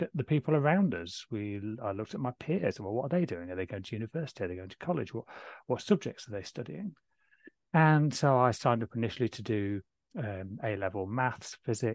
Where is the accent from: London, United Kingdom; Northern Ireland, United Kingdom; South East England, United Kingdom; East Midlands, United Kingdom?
East Midlands, United Kingdom; Waddington; So I grew up in a small village called Waddington, just near Lincoln in the sort of east of the UK.